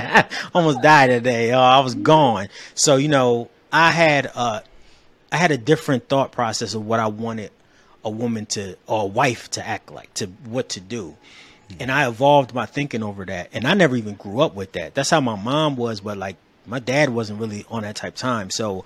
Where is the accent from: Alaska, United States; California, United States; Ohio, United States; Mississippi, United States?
Ohio, United States; Cleveland; now in Atlanta, United States; we relocated from Cleveland, Ohio to Atlanta.